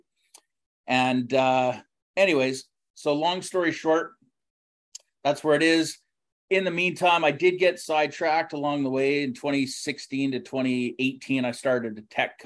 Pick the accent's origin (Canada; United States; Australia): Canada; Richmond, British Columbia; I grew up in Richmond.